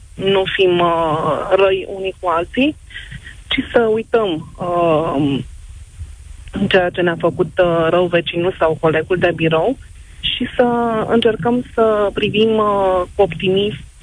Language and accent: Romanian; Târgu Ocna, Bacău County, Romania; now in Bucharest, Romania; m-am născut în Târgocna, am copilărit acolo, uh, reprezint cu mândrie orașul, oriunde mă duc, zic că sunt moldoveancă din Bacău